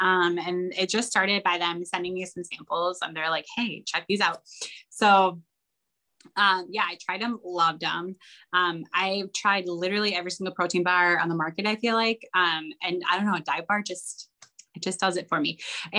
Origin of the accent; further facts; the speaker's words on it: Midwest, United States; Growing up in the Midwest, everyone calls it puppy chow, but yeah, it's Muddy Buddies everywhere else apparently.